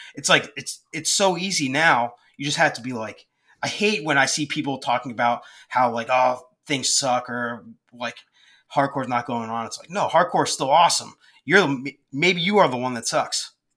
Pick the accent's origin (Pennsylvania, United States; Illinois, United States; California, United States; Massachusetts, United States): Pennsylvania, United States; Collegeville, Phoenixville area; I was from the Collegeville, Phoenixville area.